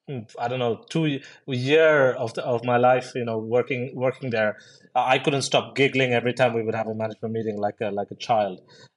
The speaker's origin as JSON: {"language": "English", "country": "India", "tie": "born or raised there", "said": "I grew up in India most of my life, was a bit of a, as you guys in the US call it, like an army brat. So moved around quite a lot of places and, lots of schools and all of these things."}